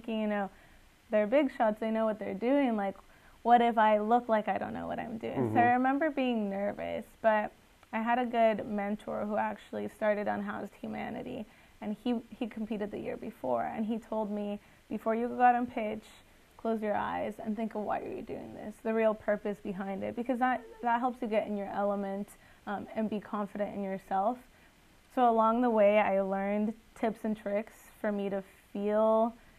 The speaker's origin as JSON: {"language": "English", "country": "Guatemala", "moved": "yes", "lives_now": "United States", "said": "I'm originally from Guatemala"}